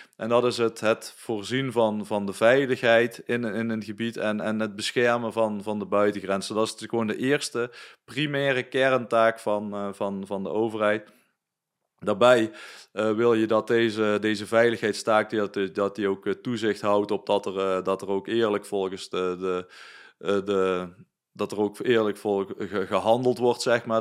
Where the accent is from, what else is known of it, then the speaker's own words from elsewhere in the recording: Netherlands; wij als Nederlanders